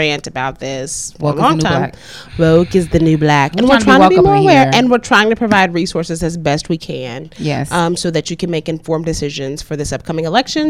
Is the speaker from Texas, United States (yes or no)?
yes; DeSoto, Texas, United States; in the city of DeSoto, my hometown